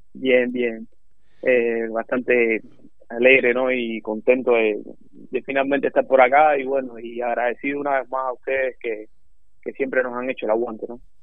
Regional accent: Cruces, Cienfuegos, Cuba; moved away as an adult; now in Uruguay; soy de un pequeño pueblo de Cuba que se llama Cruces, en el centro sur del país, de la provincia de Cienfuegos

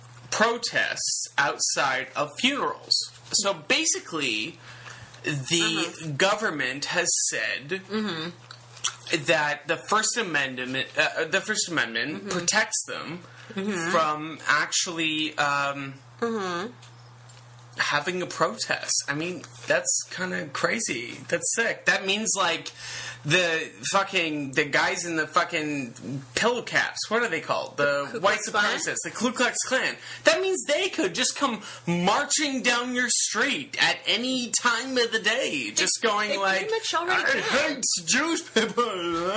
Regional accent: Canada; I'm from Canada, so we say a lot of oots and a boots

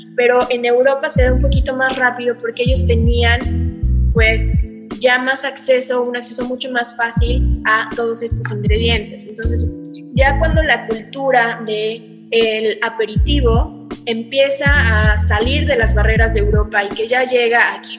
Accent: Puebla, Mexico; also born or lived in Querétaro; now in Mexico City, Mexico; yo soy de Puebla y me encanta siempre decir que soy de Puebla

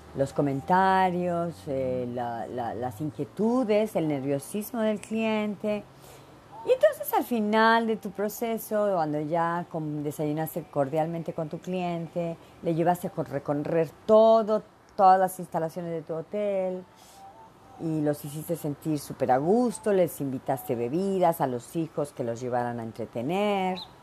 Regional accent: Veracruz, Mexico; moved away; Soy mexicana, nací en México, en el puerto de Veracruz y me encanta el chile y soy bien picardienta, porque aparte soy jarocha

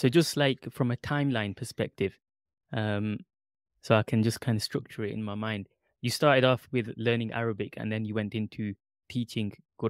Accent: Pakistan; Yeah, I'm also Pakistani.

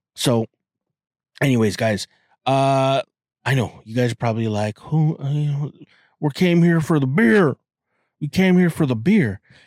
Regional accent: Toronto, Ontario, Canada; I'm Canadian and I'm from Toronto

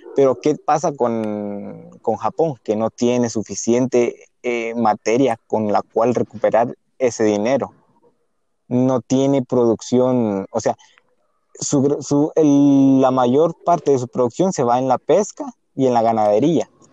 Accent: Guatemala; nosotros somos especialmente de Guatemala

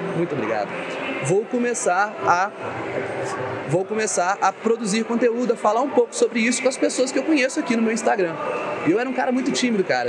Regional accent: Ubá, Minas Gerais, Brazil; moved away as an adult; now in Juiz de Fora, Brazil; na minha cidade natal, eu sou de Ubá, Minas Gerais

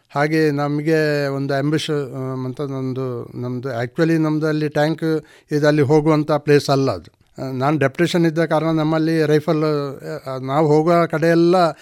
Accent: Bantwal, Karnataka, India; ನನ್ನ ಹುಟ್ಟೂರು ಬಂಟ್ವಾಳ ತಾಲೂಕು ಕೆದಿಲ ಗ್ರಾಮದ ಕಂಪ ಎಂಬಲ್ಲಿ

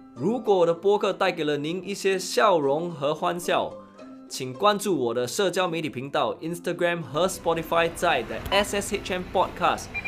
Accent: Singapore; As a Singaporean, I can't help to be thankful that I'm bilingual with English and Chinese

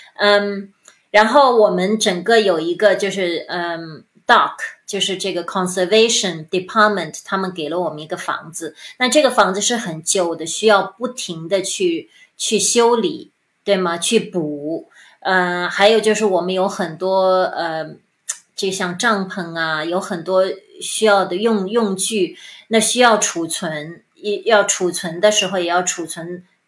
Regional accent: China; moved away as an adult; 加上我们中国人骨子里的，还是希望孩子能够多读书

